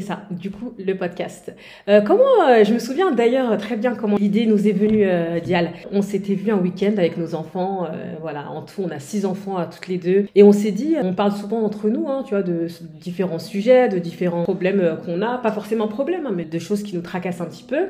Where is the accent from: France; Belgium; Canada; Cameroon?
France; on est française, euh, d'origine sénégalaise